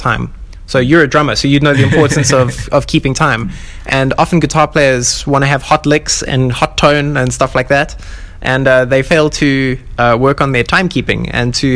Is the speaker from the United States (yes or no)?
no; South Africa; I'm from Africa